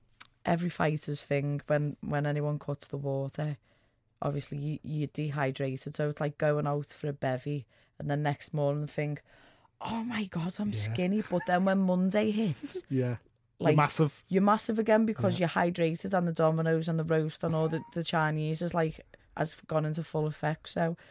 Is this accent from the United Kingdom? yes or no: yes; England, United Kingdom; Because I'm from England.